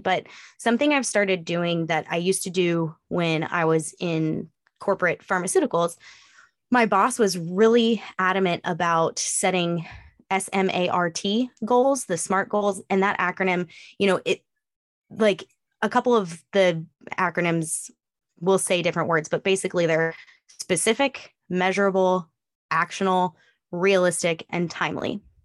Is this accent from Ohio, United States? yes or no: no; Northeastern California, United States; also born or lived in Eastern Oregon; now in East Texas, United States; I grew up in Northeastern California